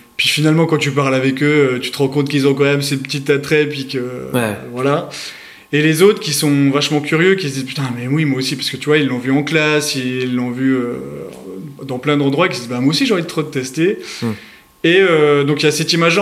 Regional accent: Bourgogne-Franche-Comté, France; accent: Franche-Comté accent; now in Île-de-France, France; j'habite actuellement en Ile-de-France, mais je suis originaire de Franche-Comté à la base

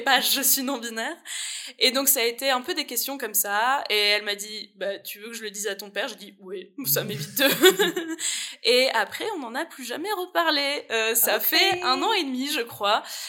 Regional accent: France; now in Liège, Belgium; je viens de France et ma famille est en France.

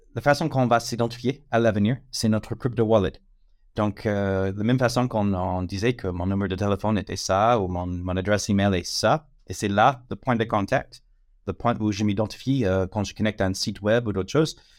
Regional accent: United States; French is a second language; moved away as an adult; now in France; je suis américain, ça fait 18 ans que, je suis en France

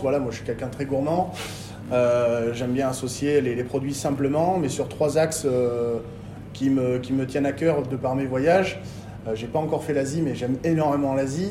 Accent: Bordeaux, Nouvelle-Aquitaine, France; also born or lived in Arveyres; je suis revenu sur Bordeaux euh, pour la naissance de mon fils, parce que je suis un peu chauvin, je voulais qu'il naisse à Bordeaux

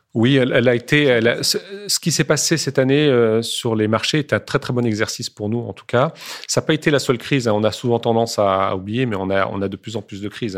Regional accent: France; je suis né en France, j'ai toujours euh, mangé français

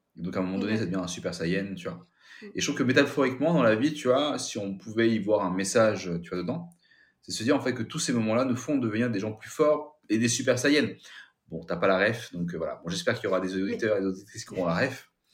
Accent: France; also born or lived in Kathmandu, Nepal; je suis de Sébrien

